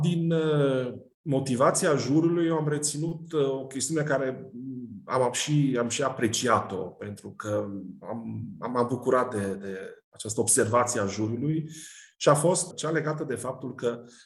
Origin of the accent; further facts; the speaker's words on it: Cluj-Napoca, Cluj County, Romania; mă refer la Cluj, de unde sunt eu și de unde profesez